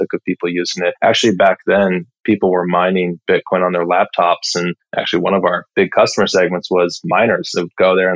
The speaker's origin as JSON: {"language": "English", "town": "Edmonds", "region": "Washington", "country": "United States", "tie": "born or raised there", "also_born_or_lived": "Salem, Oregon", "said": "I'm from Edmonds, Washington, just north of Seattle"}